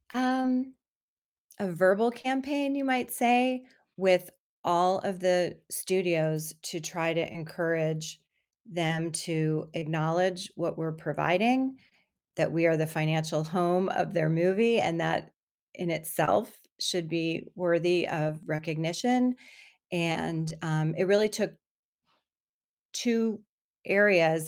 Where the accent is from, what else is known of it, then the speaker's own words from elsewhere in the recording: Miami, Florida, United States; moved away; I grew up in Miami, Florida